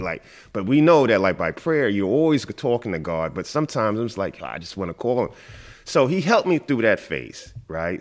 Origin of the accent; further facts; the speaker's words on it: New York City, New York, United States; moved away as an adult; also born or lived in Watertown, New York; now in Hong Kong; I grew up in Queens.